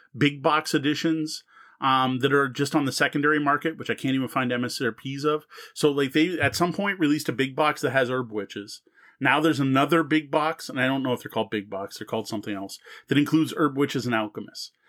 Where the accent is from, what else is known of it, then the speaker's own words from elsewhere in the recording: Canada; as a Canadian